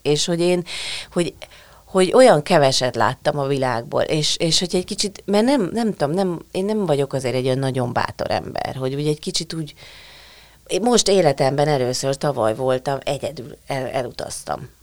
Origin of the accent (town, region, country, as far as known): Hungary